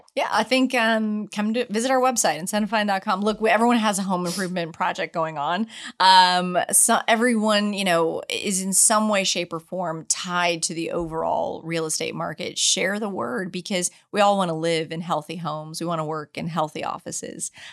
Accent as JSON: {"language": "English", "town": "San Antonio", "region": "Texas", "country": "United States", "tie": "born or raised there", "also_born_or_lived": "Asia Pacific", "moved": "yes", "lives_now": "Houston, United States", "said": "grew up in San Antonio, Texas, love my hometown"}